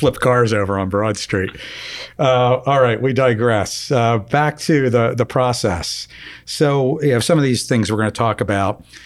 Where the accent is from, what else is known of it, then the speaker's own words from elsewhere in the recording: Philadelphia, Pennsylvania, United States; growing up in Philadelphia in the, oh, I guess, you know, mid, late seventies, early eighties